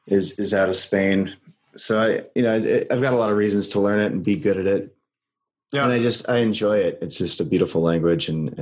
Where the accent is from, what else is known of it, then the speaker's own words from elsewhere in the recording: United States; also born or lived in Brazil; Americans don't tend to learn languages when we're little